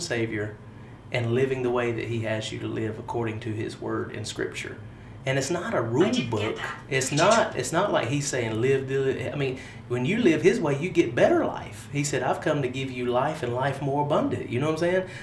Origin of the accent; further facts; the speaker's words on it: Harnett County, North Carolina, United States; I am from Harnett County. Mm-hmm. I live 5 minutes down the road from where we are. Haven't been too much outside of North Carolina except to vacation